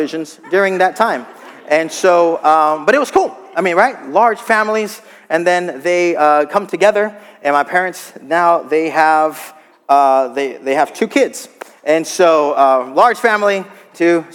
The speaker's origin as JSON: {"language": "English", "region": "South Texas", "country": "United States", "tie": "born or raised there", "also_born_or_lived": "Gainesville, Florida", "moved": "as an adult", "said": "I grew up in South Texas"}